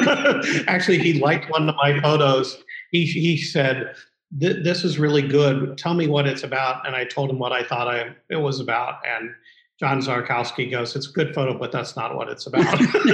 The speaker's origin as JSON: {"language": "English", "region": "Midwest", "country": "United States", "said": "You know, I'm still a Midwesterner and just New York's for the young and the wealthy."}